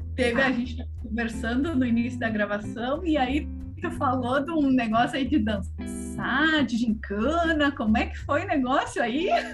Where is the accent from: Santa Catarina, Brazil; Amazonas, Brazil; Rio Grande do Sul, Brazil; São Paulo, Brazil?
Rio Grande do Sul, Brazil; Pelotas; moved away; Eu moro, eu sou de Pelotas, Rio Grande do Sul